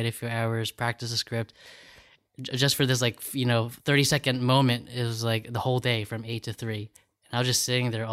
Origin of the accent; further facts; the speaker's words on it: New York City, New York, United States; also born or lived in Long Beach, California; but then 6 months old, my parents moved to New York City. So I grew up in 63rd in York.